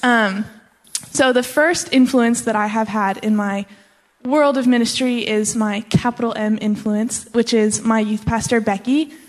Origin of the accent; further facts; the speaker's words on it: Colorado, United States; now in Texas, United States; I'm originally from Colorado, um, but I live in Texas now